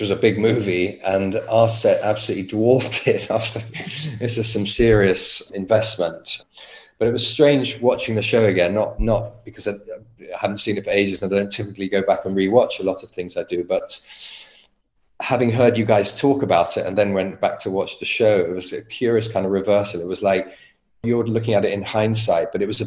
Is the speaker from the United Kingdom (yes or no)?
yes; United Kingdom; as a Brit